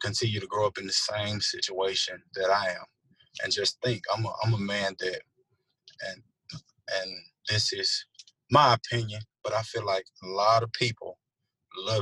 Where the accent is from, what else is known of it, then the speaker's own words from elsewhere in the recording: United States; I was born in America